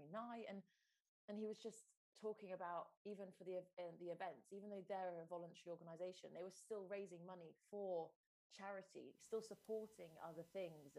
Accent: Stroud, South West England, United Kingdom; in my family home where I grew up in Stroud

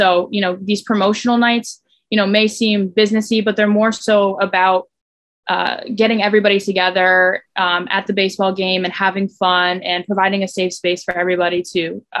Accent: Southeastern Connecticut, United States; growing up in Southeastern Connecticut

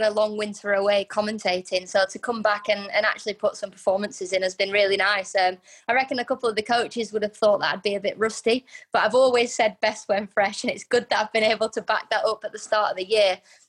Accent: Manchester, North West England, United Kingdom; You know, I'm born and bred in Manchester. This is where I live. This is where, you know, I've been brought up.

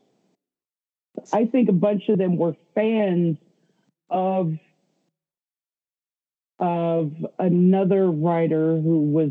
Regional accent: the South, United States; I grew up in the South.

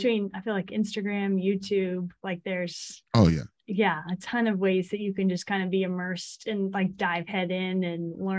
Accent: Texas, United States; I'm from Texas, but I'm like the heat I can't do.

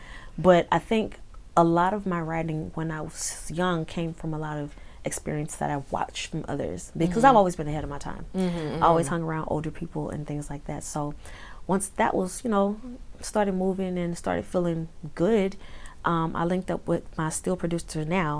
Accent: Houston, Texas, United States; I'm from Houston.

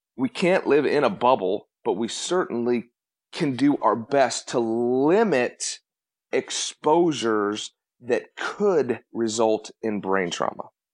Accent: Colorado, United States; I grew up in Colorado

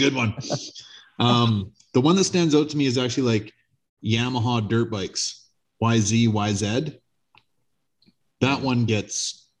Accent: Canada; I'm fucking Canadian.

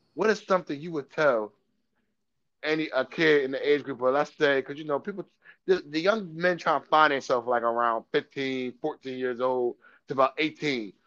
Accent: Dover, Delaware, United States; I'm from Dover, born and raised

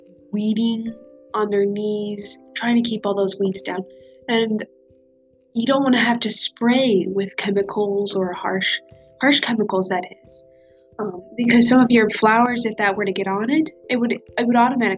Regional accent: Nebraska, United States; I am from Nebraska. I am from a small town in Nebraska with not even 300 people

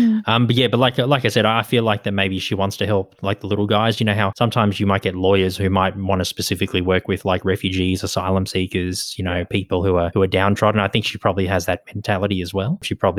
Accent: Australia

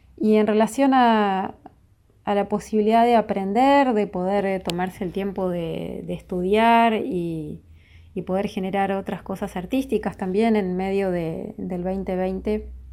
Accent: Ingeniero Jacobacci, Río Negro, Argentina; now in Luis Guillón, Argentina; Yo soy Río Negrina, de Ingeniero Jacobasi, pero vivo en Luis Guillón

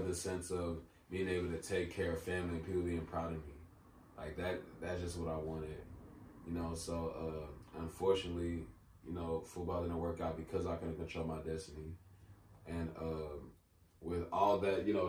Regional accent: United States; I'm Nigerian. I was born here

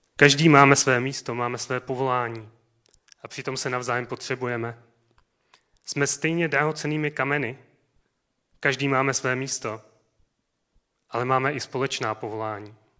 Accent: South Moravian Region, Czechia; moved away; Můj rodný dům je na Jižní Moravě

